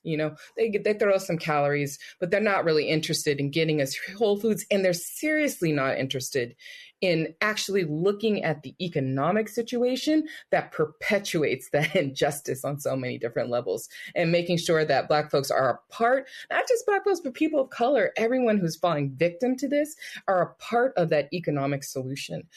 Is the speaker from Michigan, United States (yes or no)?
no; Richmond, California, United States; growing up in Richmond